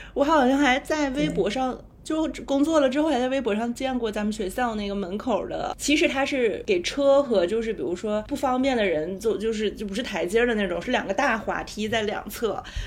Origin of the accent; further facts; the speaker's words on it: northern China, China; now in Shanghai, China; 从小就在北方长大，没有经历过这种严海气候